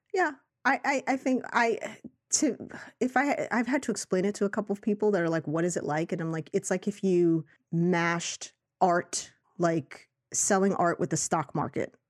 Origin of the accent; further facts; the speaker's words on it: New York City, New York, United States; I grew up in Astoria, Queens